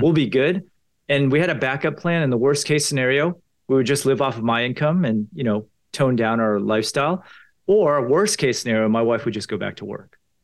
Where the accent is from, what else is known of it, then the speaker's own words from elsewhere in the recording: Potomac, Maryland, United States; I grew up in Potomac, Maryland.